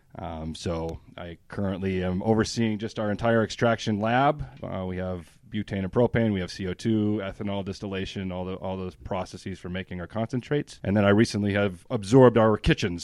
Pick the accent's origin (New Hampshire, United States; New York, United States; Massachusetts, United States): New Hampshire, United States; moved away as an adult; I'm from New Hampshire, born and raised.